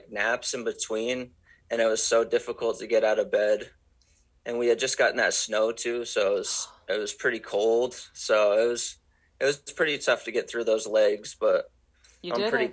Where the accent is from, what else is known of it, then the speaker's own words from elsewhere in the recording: Maine, United States; I grew up in Maine and I was 12 years old